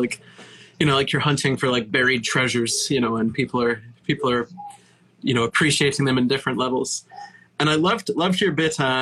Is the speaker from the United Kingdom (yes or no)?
yes; England, United Kingdom; now in United States; being British